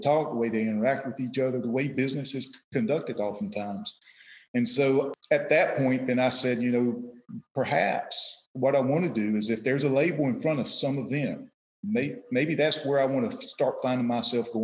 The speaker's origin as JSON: {"language": "English", "area": "Gaston County", "region": "North Carolina", "country": "United States", "tie": "born or raised there", "also_born_or_lived": "Charlotte, North Carolina", "said": "I grew up, I was born in Charlotte. I grew up across the river, what is probably today better known, Mountain Island Lake. I grew up in Lucian, Gaston County."}